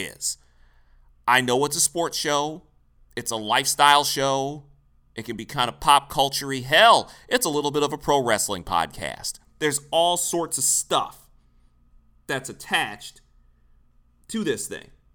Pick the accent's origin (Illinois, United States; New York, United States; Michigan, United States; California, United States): Michigan, United States; Detroit; we're both from Detroit, both went to Michigan State